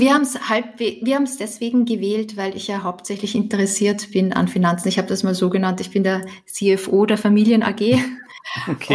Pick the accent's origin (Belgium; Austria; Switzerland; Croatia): Austria; moved away as an adult; now in Germany; kleine Wohnung in Österreich äh, gekauft, in meiner Heimatstadt